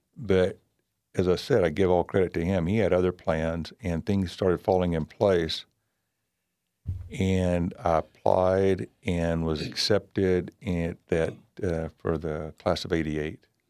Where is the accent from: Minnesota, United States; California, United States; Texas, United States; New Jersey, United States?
Texas, United States; Bryan; I grew up here in Bryan and went to Stephen F. Austin